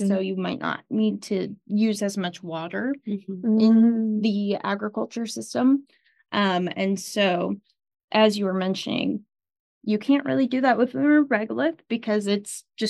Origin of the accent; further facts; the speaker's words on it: Omaha, Nebraska, United States; I'm grateful to stay in Nebraska because I am from Omaha.